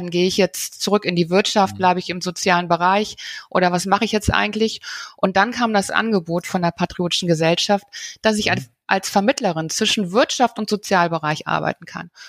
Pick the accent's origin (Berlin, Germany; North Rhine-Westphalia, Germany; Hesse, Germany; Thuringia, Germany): North Rhine-Westphalia, Germany; Bonn; Ja, also ich bin, bin selber groß geworden in Bonn und dort in der mhm. Bankenwelt.